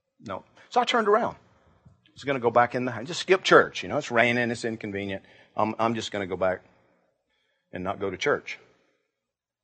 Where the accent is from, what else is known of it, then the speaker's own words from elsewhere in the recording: Georgia, United States; I grew up in Georgia